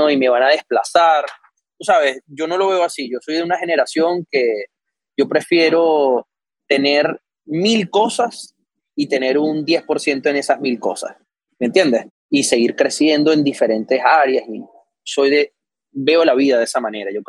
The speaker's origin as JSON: {"language": "Spanish", "country": "Venezuela", "moved": "yes", "said": "yo llegué de Venezuela con todo, me alquilé el apartamento, me compré un carrito para empezar las clases y tal."}